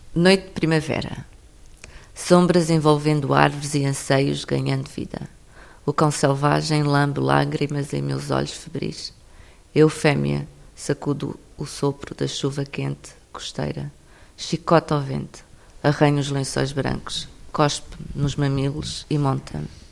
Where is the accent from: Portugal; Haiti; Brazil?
Portugal; Alentejo; sou, sou do Alentejo